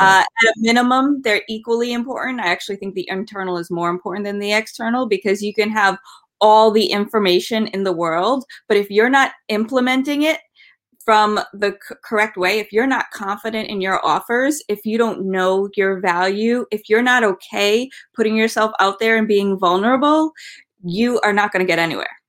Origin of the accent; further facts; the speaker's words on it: Rhode Island, United States; I grew up in Rhode Island